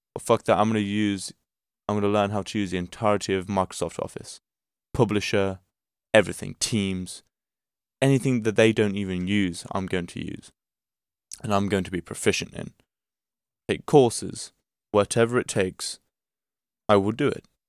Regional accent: Portugal; I'm from Portugal

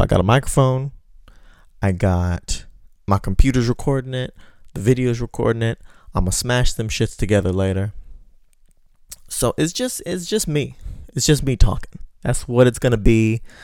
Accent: Texas, United States; moved away as an adult; Now I'm trying to get resettled in my hometown in Texas. That's where I'm from

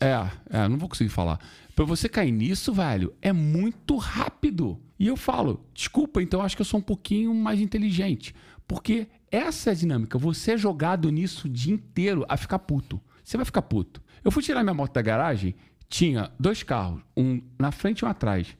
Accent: Rio de Janeiro, Brazil; eu sou brasileiro carioca

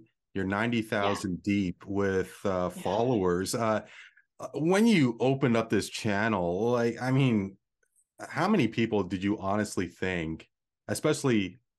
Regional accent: Toronto, Ontario, Canada; Born and raised in the Toronto area.

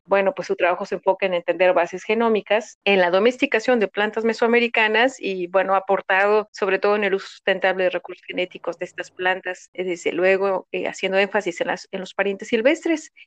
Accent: Mexico; somos mexicanas

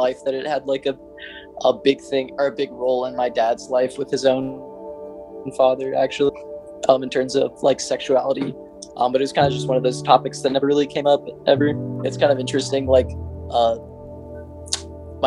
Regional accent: Lincoln, Nebraska, United States; I currently live in Lincoln and I've lived here all my life as well

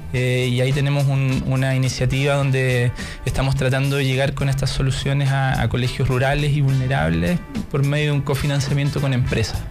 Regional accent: Ancud, Los Lagos, Chile; now in Santiago, Chile; Yo soy de Chiloé, de Ancud

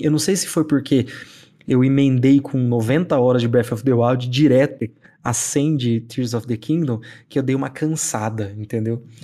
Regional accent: near the São Paulo border, interior of Mato Grosso do Sul, Brazil; moved away; eu cresci numa cidade do interior do Mato Grosso do Sul, e perto da, da divisa com São Paulo, porque eu nasci em São Paulo

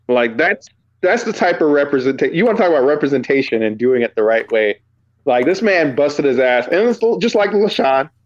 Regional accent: Virginia, United States; moved away; I was from Virginia

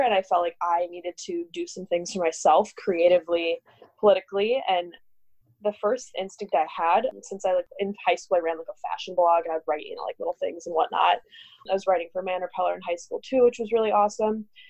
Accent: Minnesota, United States; moved away as an adult; also born or lived in New York City; I'm from Minnesota originally

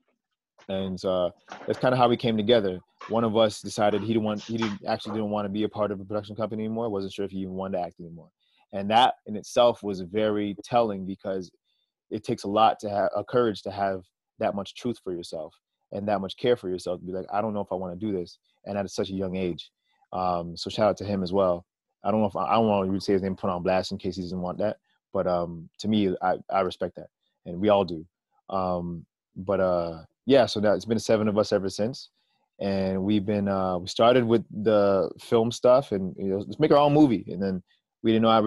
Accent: Canada; as Canadian artists

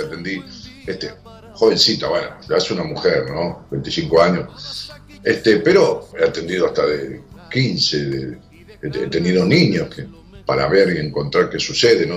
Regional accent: Ramos Mejía, Buenos Aires Province, Argentina; moved away; mi pueblo natal, a Ramos Mejía

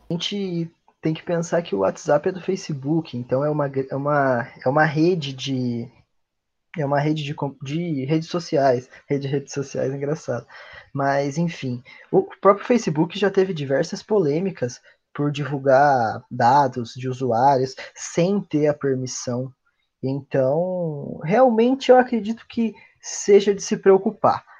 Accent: Brazil; nós, como latino-americanos também, nós, como brasileiros

